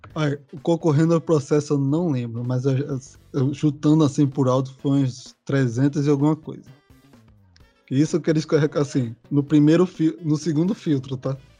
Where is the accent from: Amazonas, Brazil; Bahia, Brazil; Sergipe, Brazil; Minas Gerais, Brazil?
Bahia, Brazil; Salvador; Eu sou aqui de São Caetano, a região mais central de Salvador